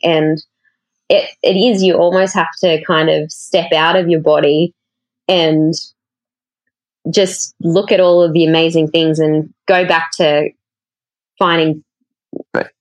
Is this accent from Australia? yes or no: yes; Cowra, New South Wales, Australia; moved away; I grew up in a really small country town in central New South Wales